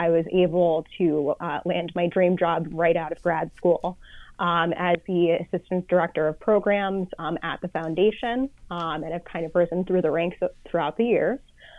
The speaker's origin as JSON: {"language": "English", "town": "White Plains", "region": "New York", "country": "United States", "tie": "born or raised there", "said": "So I grew up in White Plains, New York. It's a suburb outside of New York City, just north of the Bronx. And I grew up in an area that was very, very ethnic. Everyone was very in touch with their heritage, and it really made for an awesome melting pot."}